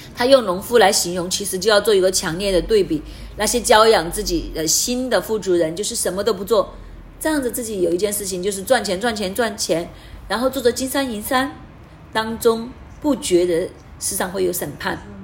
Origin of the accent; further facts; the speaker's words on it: Hong Kong; moved away; also born or lived in Canada; 我们香港人， 我们记得当时我们去到加拿大